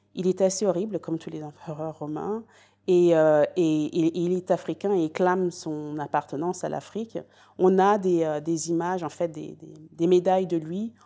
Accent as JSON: {"language": "French", "town": "Paris", "region": "Île-de-France", "country": "France", "tie": "born or raised there", "also_born_or_lived": "Great Britain", "moved": "as an adult", "lives_now": "United Kingdom", "said": "j'ai grandi à Paris"}